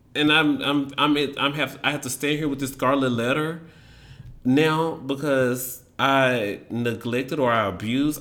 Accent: Memphis, Tennessee, United States; moved away as an adult; now in Washington, D.C., United States; growing up in Memphis

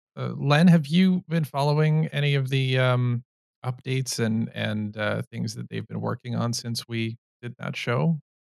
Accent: Canada; I'm Canadian

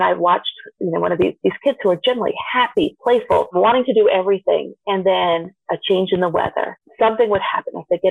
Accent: Vermont, United States; born or raised there

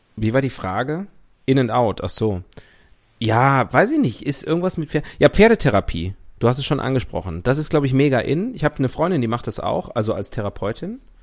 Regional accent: North Rhine-Westphalia, Germany; mein Heimatbundesland Nordrhein-Westfalen

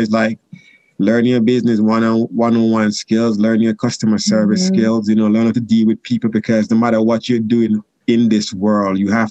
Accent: Jamaica; moved away; sodas I grew up drinking in Jamaica

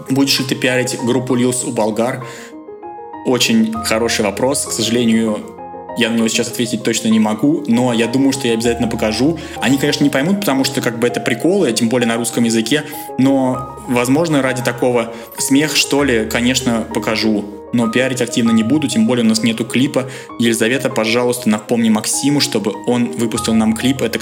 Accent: Russia; Причем у меня на лице не написано, что я русский. Меня частенько спрашивали, типа, откуда ты? Я говорю, я из России.

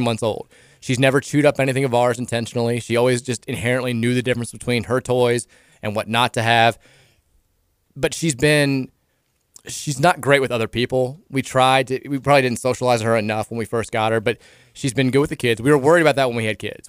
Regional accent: Louisville, Kentucky, United States; also born or lived in Iowa / Dayton, Ohio; I'm from Louisville, Kentucky

